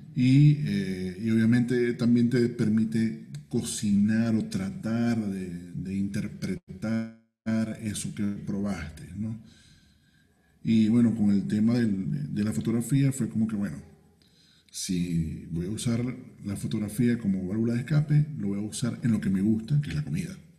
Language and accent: Spanish; Venezuela; now in Peru; yo lo veo como venezolano